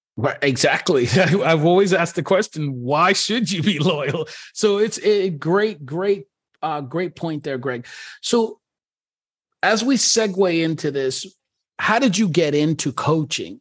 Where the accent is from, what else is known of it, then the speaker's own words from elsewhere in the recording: New York, United States; I'm a New Yorker